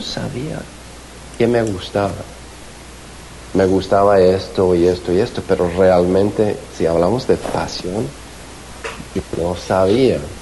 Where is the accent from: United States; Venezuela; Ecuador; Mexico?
United States; Glendora, California; also born or lived in Bogotá, Colombia; nací en Bogotá, pero crecí en, en Los Ángeles